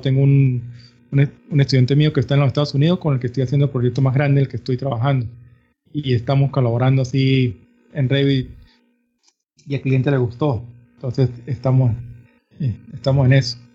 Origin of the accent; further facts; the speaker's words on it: San Cristóbal, Táchira, Venezuela; soy nacido de Venezuela. vivo una, en los Andes en la ciudad de San Cristóbal, frontera con Colombia.